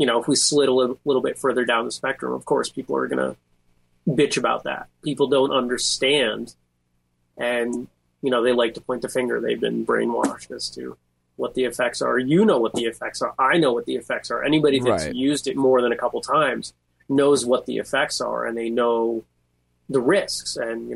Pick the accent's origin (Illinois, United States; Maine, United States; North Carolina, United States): Maine, United States; also born or lived in Massachusetts; now in Vermont, United States; I grew up in Maine. I went to college in Massachusetts.